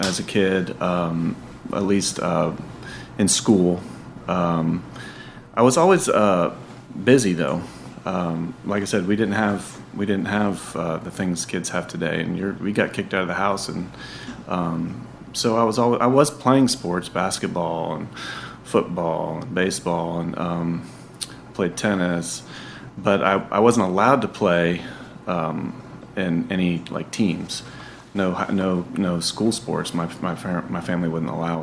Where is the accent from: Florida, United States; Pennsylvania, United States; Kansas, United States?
Florida, United States; Sarasota; also born or lived in Chicago; now in North Carolina, United States; I'm from Sarasota, Florida. That's where I grew